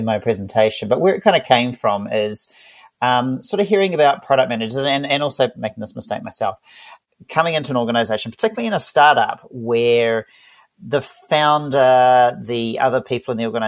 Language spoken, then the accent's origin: English; Auckland, New Zealand; I'm from Auckland, New Zealand, based down here